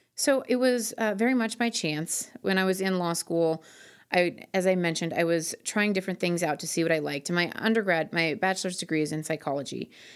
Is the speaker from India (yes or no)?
no; Twin Cities, Minnesota, United States; also born or lived in Florida / Hawaii / South Korea; now in Denver, United States; I was raised mostly in the Twin Cities in Minnesota.